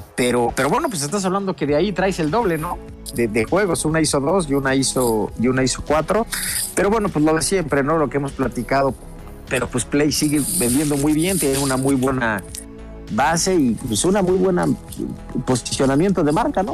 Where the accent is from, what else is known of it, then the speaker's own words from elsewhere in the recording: Puebla, Mexico; yo soy poblano